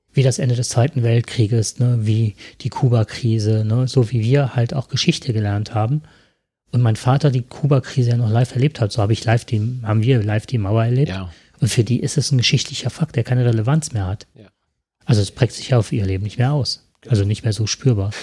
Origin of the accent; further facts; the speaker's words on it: Germany; bei uns in Deutschland